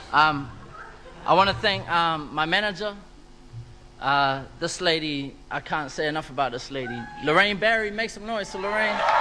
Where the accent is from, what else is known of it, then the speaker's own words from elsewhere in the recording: Auckland, New Zealand; where I'm from is a place called Avondale. You know? And I'm still there.